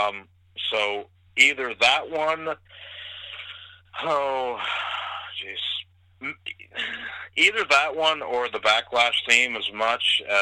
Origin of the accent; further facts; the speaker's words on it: Ontario, Canada; I was born in Ontario